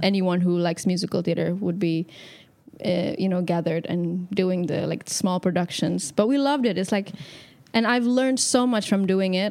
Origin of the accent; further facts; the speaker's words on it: Indonesia; moved away as an adult; also born or lived in Jakarta; now in London, United Kingdom; I grew up in Indonesia my whole life